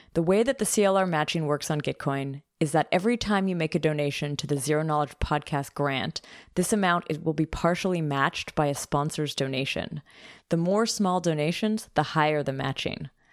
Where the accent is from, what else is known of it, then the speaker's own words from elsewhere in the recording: Canada; now in Germany; I'm from I'm from Canada, and tuition's different there. And also, I live in Germany